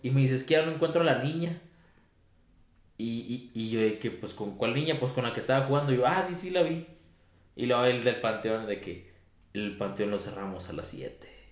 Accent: San Buenaventura, Mexico; yo soy de San Buenaventura

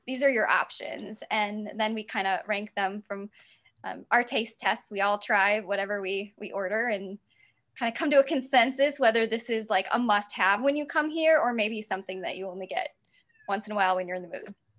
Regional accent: South Dakota, United States; now in Milwaukee, United States; I grew up in South Dakota, but then I moved to Milwaukee about 15 years ago.

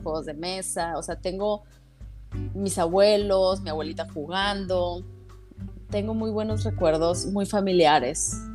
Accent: Hermosillo, Sonora, Mexico; moved away as an adult; now in San Diego, United States; Yo soy de Hermosillo, Sonora.

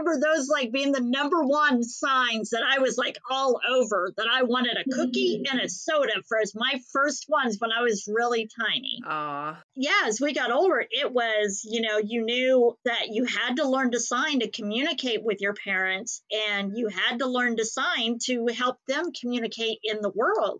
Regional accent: Haysville, Kansas, United States; In the 70s and 80s, that's when we grew up in Hayesville, Kansas.

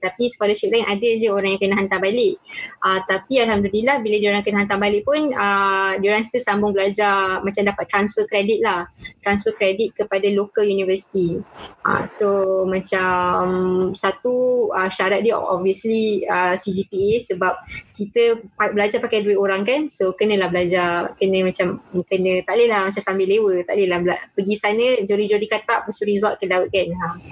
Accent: Malaysia; dekat Malaysia, kita dah biasa kita saya orang Melayu Muslim

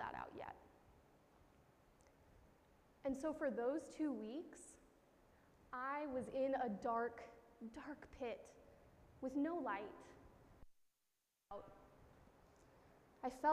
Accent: Missouri, United States; moved away as an adult; now in Connecticut, United States; living out of my home state of Missouri for the first time

